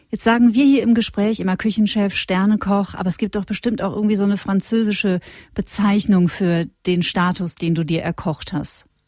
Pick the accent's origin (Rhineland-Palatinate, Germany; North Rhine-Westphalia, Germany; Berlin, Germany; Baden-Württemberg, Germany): North Rhine-Westphalia, Germany; Witten; Ich bin aus Witten